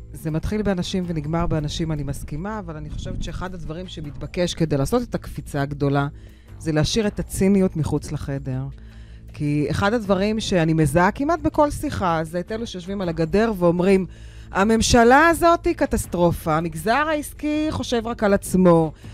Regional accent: Acre, Northern District, Israel; now in Haifa, Israel; ואני גדלתי בעכו

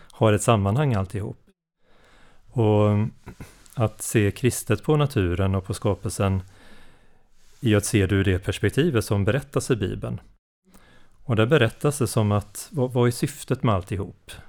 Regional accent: Varberg, Halland County, Sweden; Jag är från, eh, Varbergsdrakten, hallänning

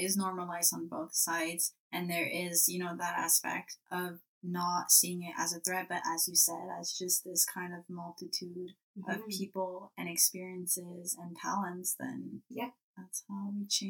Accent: Western Canada, Canada; accent: French; moved away; also born or lived in Quebec; I grew up, you know, in Western Canada, as I said, with a French accent.

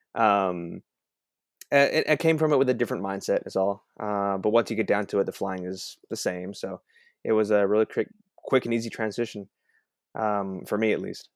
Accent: Hong Kong; moved away; also born or lived in Texas; I grew up in Hong Kong

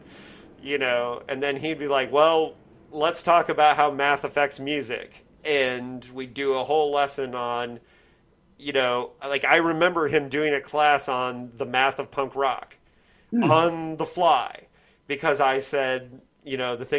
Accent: Bloomington, Indiana, United States; I was growing up in Bloomington, Indiana

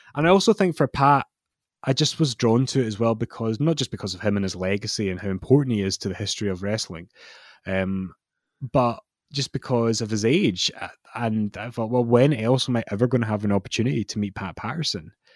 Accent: Scotland, United Kingdom; I'm Scottish

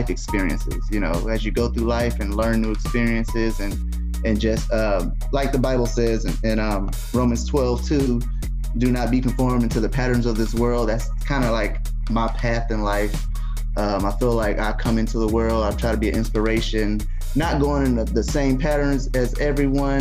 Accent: Muncie, Indiana, United States; born and raised in Muncie

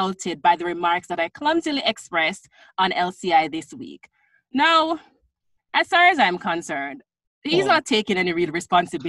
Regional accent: Jamaica; now in Scarborough, Canada; As a Jamaican

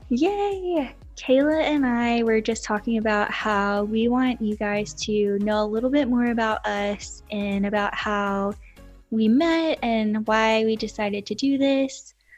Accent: Lorena, Texas, United States; also born or lived in Austin, Texas; I grew up in Lorena, Texas, which is very small

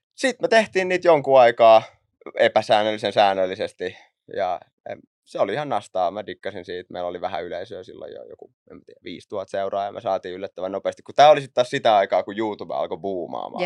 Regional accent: Raisio, Southwest Finland, Finland; also born or lived in Naantali; mä lähdin Raisiosta liikenteeseen. Siellä, siellä mä asuin ekat vissiin 14 vuotta

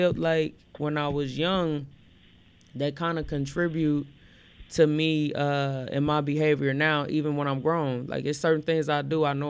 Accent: Gary, Indiana, United States; also born or lived in Elkhart, Indiana; I grew up, you know, in Elkhart and I grew up in Gary

